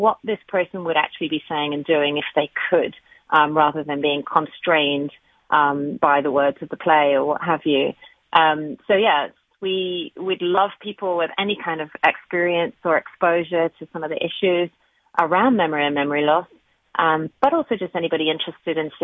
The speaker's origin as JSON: {"language": "English", "region": "England", "country": "United Kingdom", "also_born_or_lived": "Australia / Canada", "moved": "yes", "lives_now": "United States", "said": "We actually moved here from Australia 6 years ago. So we're full-time residents here, but I'm from England."}